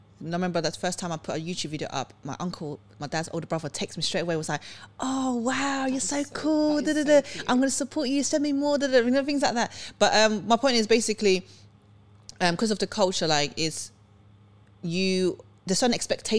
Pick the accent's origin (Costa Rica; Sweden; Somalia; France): Sweden; moved away; I was born in Sweden.